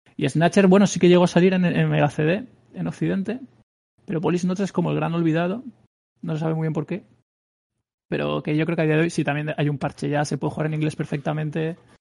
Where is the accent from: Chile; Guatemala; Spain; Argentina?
Spain; soy el único español